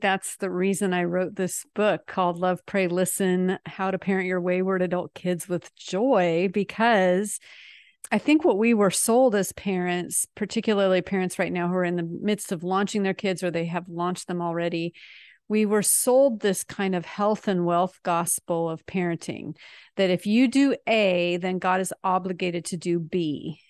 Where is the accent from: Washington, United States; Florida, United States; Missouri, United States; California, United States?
Washington, United States; Seattle; moved away as an adult; also born or lived in France; now in North Texas, United States; we're actually from Seattle, but we are exiled in sweaty Texas right now